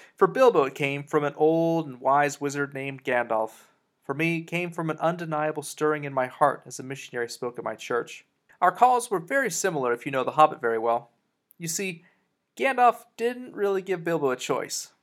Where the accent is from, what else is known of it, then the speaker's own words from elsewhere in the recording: Texas, United States; also born or lived in Colorado, United States / Dallas-Fort Worth, Texas; I was born in Colorado, but uh, moved to Texas when I was nearly 10 years old